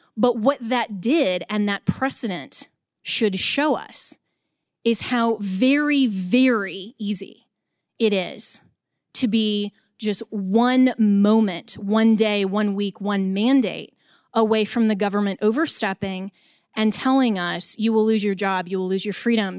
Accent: Colorado, United States; in my home state of Colorado

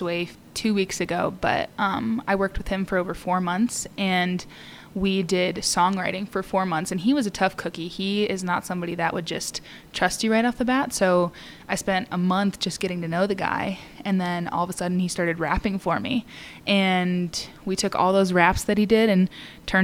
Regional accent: Rockford, Illinois, United States; moved away as an adult; also born or lived in Nashville, Tennessee; I'm originally from Rockford, Illinois

